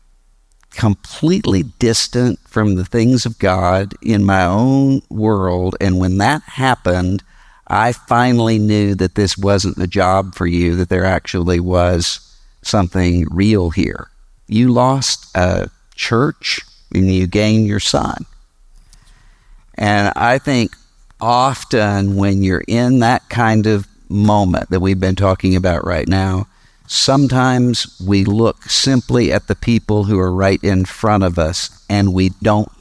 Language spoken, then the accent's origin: English; Mississippi, United States; my home state, Mississippi